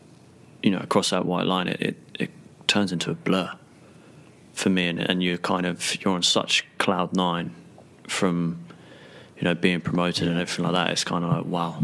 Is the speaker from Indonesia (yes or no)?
no; Portsmouth, South East England, United Kingdom; moved away as an adult; my hometown club, Portsmouth